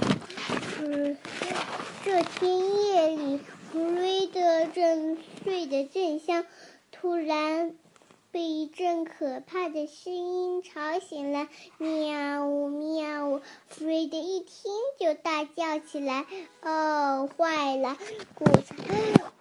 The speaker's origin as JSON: {"language": "Chinese", "town": "Ningbo", "region": "Zhejiang", "country": "China", "said": "我来自宁波的"}